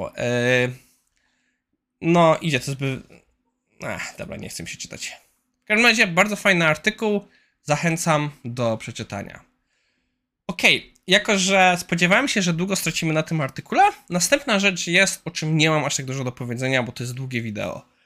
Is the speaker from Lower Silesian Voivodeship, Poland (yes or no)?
yes; Kłodzko area, Lower Silesian Voivodeship, Poland; jestem z okolic Kłodzka.